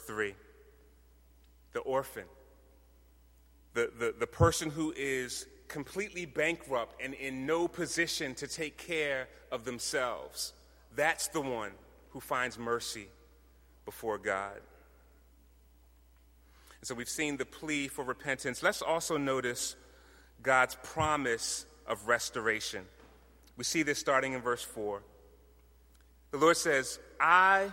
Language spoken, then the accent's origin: English; Philadelphia, Pennsylvania, United States; I'm born and raised in Philadelphia, lifelong Eagles fan.